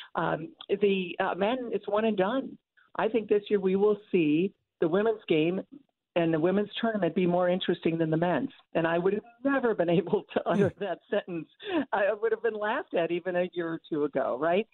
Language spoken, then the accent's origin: English; Toledo, Ohio, United States; moved away; growing up in Toledo on my way to Northwestern